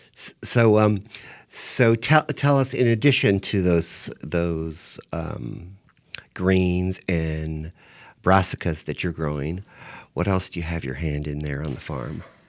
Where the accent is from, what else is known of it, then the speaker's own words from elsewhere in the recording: San Diego, California, United States; moved away; also born or lived in New York City; I grew up in San Diego